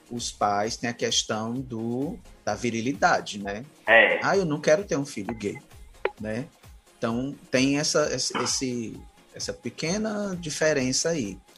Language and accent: Portuguese; Fortaleza, Ceará, Brazil; eu cresci na Praia de Iracema.